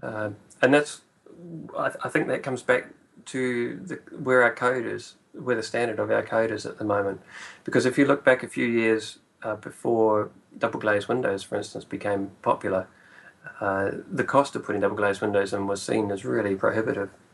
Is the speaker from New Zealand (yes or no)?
yes; Whanganui, Manawatū-Whanganui, New Zealand; moved away as an adult; also born or lived in Auckland; it's my hometown. It's where I was born and went to school.